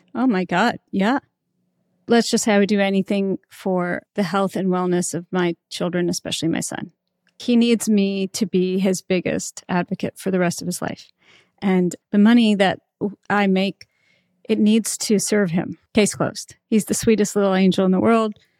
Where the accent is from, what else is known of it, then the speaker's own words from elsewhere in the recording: Alabama, United States; moved away; I came from Alabama